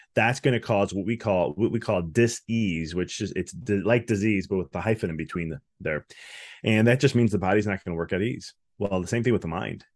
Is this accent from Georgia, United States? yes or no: no; Chicago, Illinois, United States; moved away as an adult; now in Tennessee, United States; I'm originally from Chicago